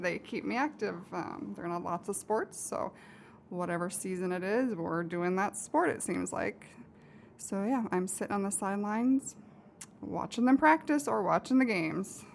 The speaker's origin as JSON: {"language": "English", "town": "Anita", "region": "Iowa", "country": "United States", "tie": "born or raised there", "also_born_or_lived": "Des Moines, Iowa", "said": "I grew up in Anita, Iowa"}